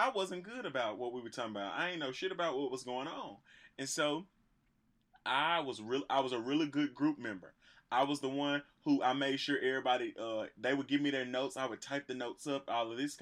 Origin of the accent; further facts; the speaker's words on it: Arkansas, United States; moved away as an adult; also born or lived in Louisiana; now in Augusta, United States; I'm originally from Arkansas, small town